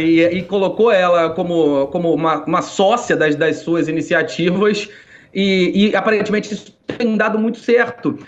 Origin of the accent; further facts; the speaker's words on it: Rio de Janeiro, Brazil; eu, carioca